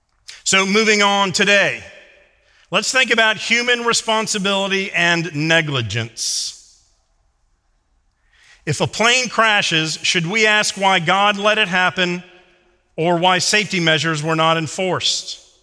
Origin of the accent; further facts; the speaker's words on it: Louisiana, United States; Growing up in Louisiana, my dad's side of the family still is in New Orleans.